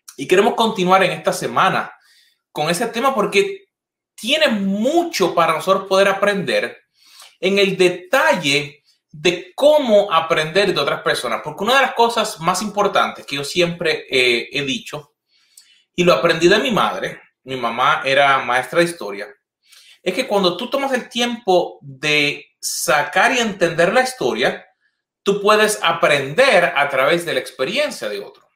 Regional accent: Puerto Rico; moved away; las últimas veces que, que he ido a Puerto Rico

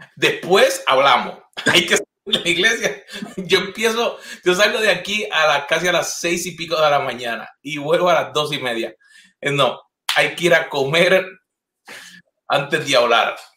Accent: Puerto Rico; moved away; las últimas veces que, que he ido a Puerto Rico

